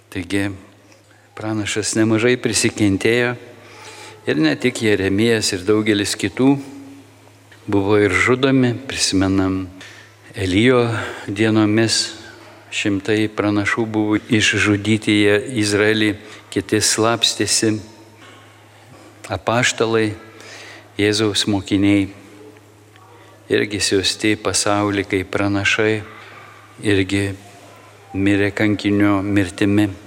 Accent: Lithuania; mes, lietuviai

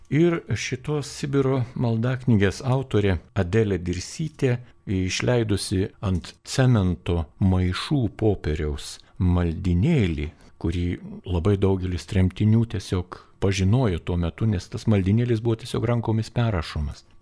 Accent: Lithuania; mes lietuviai esam tam tikro charakterio žmonės

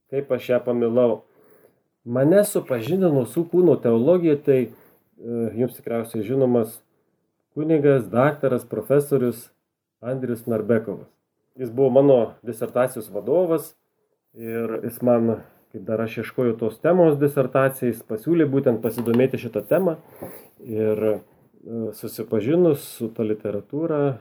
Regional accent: Suvalkija, Lithuania; accent: Suvalkian; tikiuosi, kad mano suvalkietiškas akcentas jums patiks.

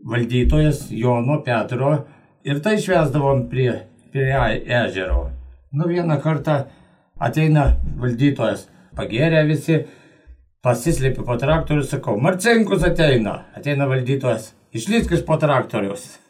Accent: Lazdijai district, Alytus County, Lithuania; gimiau Lasdėjų rajone.

